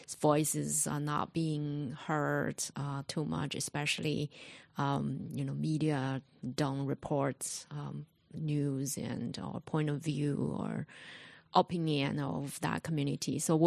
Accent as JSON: {"language": "English", "country": "China", "tie": "born or raised there", "also_born_or_lived": "Singapore / Shanghai", "moved": "yes", "said": "I actually was born and raised in China, and my mother was from Shanghai."}